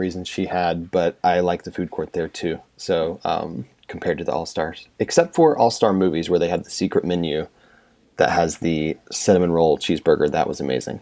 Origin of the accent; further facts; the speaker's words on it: central North Carolina, United States; moved away as an adult; also born or lived in Northwest Indiana; I grew up in central North Carolina